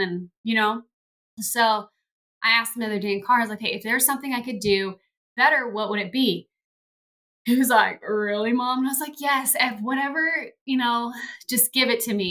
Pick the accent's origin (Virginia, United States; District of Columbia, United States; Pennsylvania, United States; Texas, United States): Texas, United States; moved away as an adult; also born or lived in Pittsburgh; we had just moved to Pittsburgh, which we, you know, all all of us born and raised in Texas and family everywhere